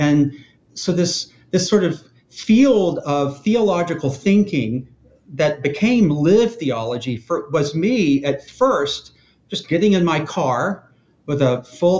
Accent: Deep South, United States; moved away as an adult; also born or lived in Baltimore; I was raised in the Deep South and came of age amid the final years of the civil rights movement.

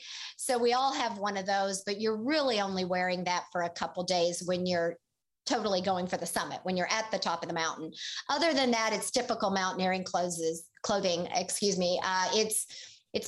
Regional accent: Oklahoma, United States; And he was from Missouri and I was from Oklahoma.

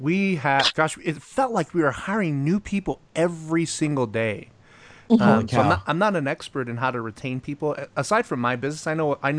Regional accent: Samoa; I'm from Samoa

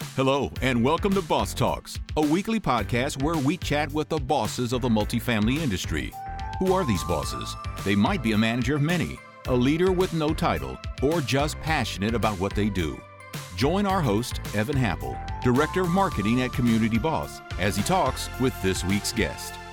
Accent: the Northwest, Pacific Northwest, United States; I'm from the Northwest.

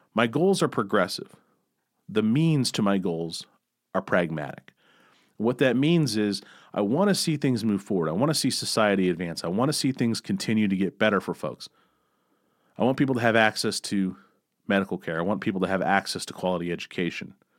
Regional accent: Missouri, United States; I grew up in Missouri

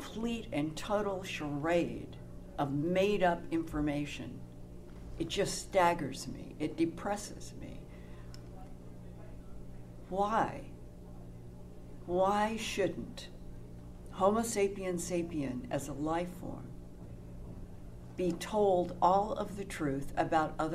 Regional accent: United States; as an American growing up in what I thought was a government of, by, and for the people

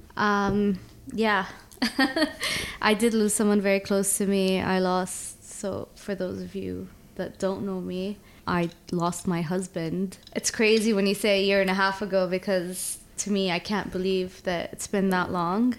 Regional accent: Abu Dhabi, United Arab Emirates; moved away; also born or lived in Toronto, Canada; I was born in Abu Dhabi uh, grew up between Abu Dhabi and Toronto.

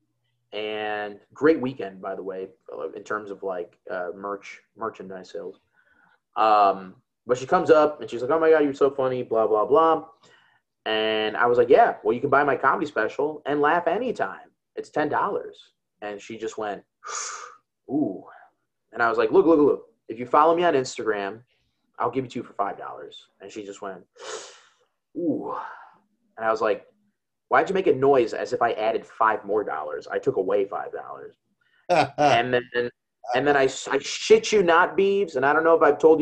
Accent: Chicago, Illinois, United States; I'm from Chicago.

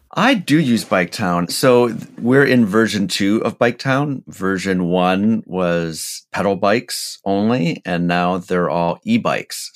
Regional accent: Portland, Oregon, United States; TriMet here in, in my hometown here

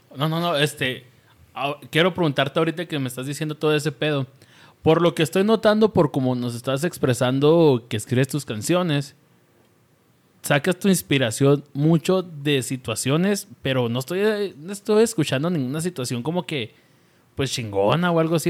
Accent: Chihuahua, Mexico; Nosotros somos chihuahuenses

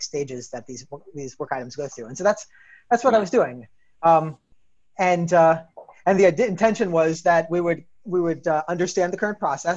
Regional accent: New York, United States; I'm from New York

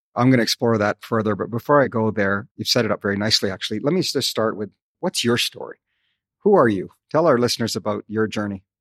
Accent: Calgary, Alberta, Canada; moved away; Calgary, as you know, is my hometown

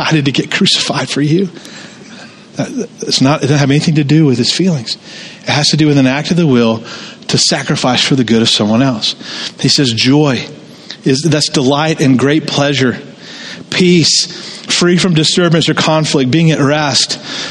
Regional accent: Jonesboro, Georgia, United States; moved away; I grew up in Tara, Jonesboro, the home of Gone with the Wind

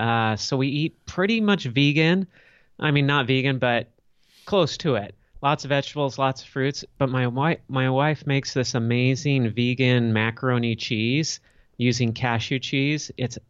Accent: Los Angeles, California, United States; I grew up in Los Angeles, California.

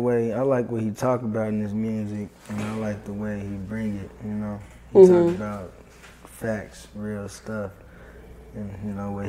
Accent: Tulsa, Oklahoma, United States; I'm from Tulsa.

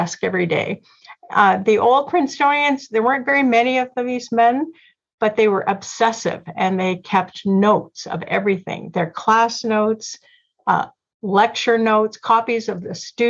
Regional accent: Toronto, Ontario, Canada; I was born in Toronto and into a Christian family. We went to a small Presbyterian church.

